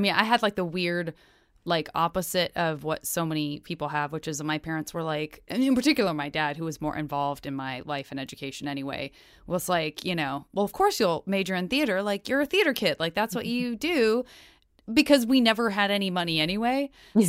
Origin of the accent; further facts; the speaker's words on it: Arizona, United States; I'm from Arizona.